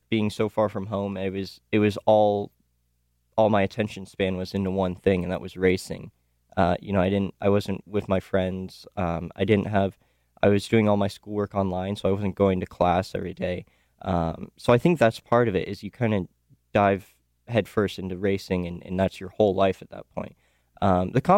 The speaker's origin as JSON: {"language": "English", "town": "Los Angeles", "region": "California", "country": "United States", "said": "I'm originally from Los Angeles"}